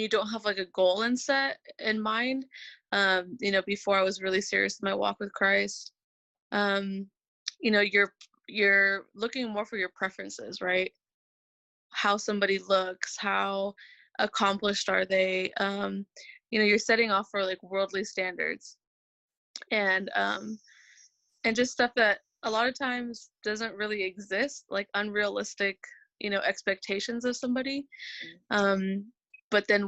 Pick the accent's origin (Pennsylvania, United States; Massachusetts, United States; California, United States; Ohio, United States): California, United States; Northern; I'm from California, the northern part specifically